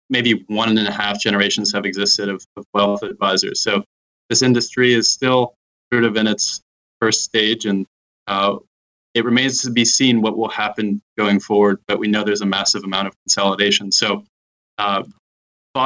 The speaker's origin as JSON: {"language": "English", "country": "United States", "said": "I'm American"}